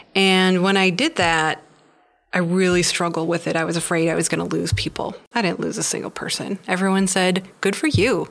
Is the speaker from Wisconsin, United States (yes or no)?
yes; Wisconsin, United States; moved away; I've had the thought of going back to Wisconsin